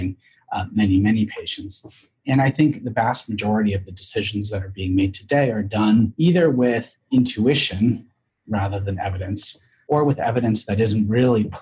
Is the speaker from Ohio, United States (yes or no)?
no; San Francisco, California, United States; I grew up in San Francisco